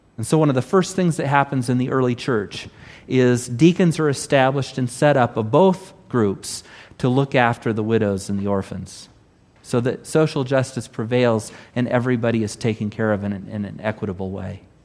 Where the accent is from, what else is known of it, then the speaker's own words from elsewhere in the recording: Southern California, United States; not only am I Californian, I'm Southern Californian.